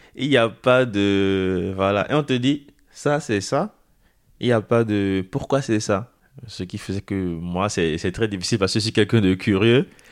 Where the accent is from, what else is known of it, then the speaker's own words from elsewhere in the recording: Porto-Novo, Ouémé, Benin; moved away as an adult; now in France; J'ai grandi au Bénin. Je suis arrivé en France euh, le 6 septembre de l'année 2020.